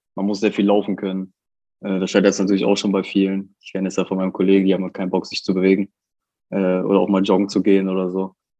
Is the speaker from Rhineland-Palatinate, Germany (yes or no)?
no; Bottrop, North Rhine-Westphalia, Germany; moved away as an adult; meine Heimat. Ich habe da 18 Jahre gelebt